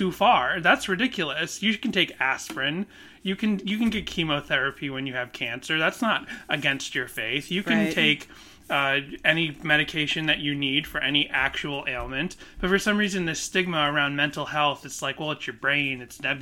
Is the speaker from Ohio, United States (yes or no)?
no; Boston, Massachusetts, United States; I grew up in Boston